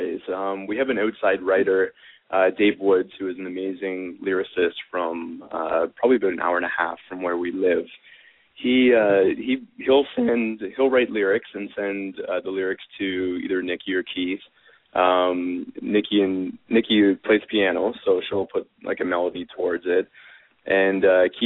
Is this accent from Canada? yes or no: yes; Canada; accent: Canadian